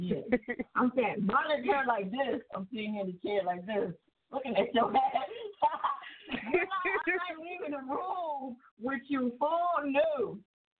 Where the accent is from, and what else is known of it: New Jersey, United States